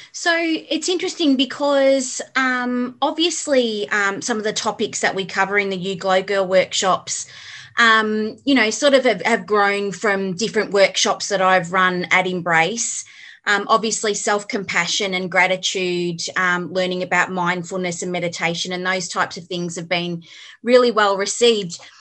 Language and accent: English; Melbourne, Victoria, Australia; also born or lived in Cranbourne / Berwick; now in Beaconsfield, Australia; I grew up in Endeavour Hills